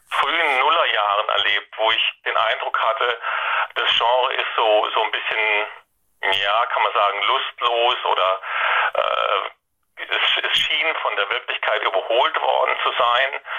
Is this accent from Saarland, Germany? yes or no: yes; Saarland, Germany; now in Baden-Württemberg, Germany; ich stamme aus dem Saarland, wohne aber schon seit ewigen Zeiten in Baden-Württemberg.